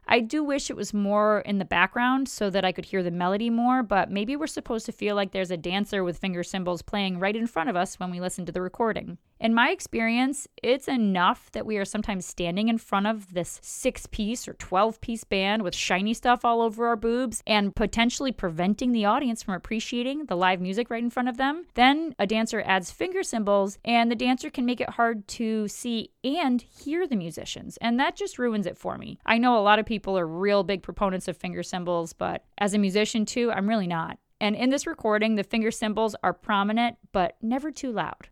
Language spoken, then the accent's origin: English; United States; I was born in America, I live in America, I have a very American perspective